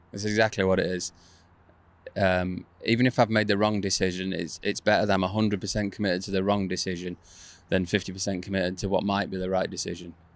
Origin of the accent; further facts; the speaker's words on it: England, United Kingdom; I'm from England. I like being in England, so I didn't move over there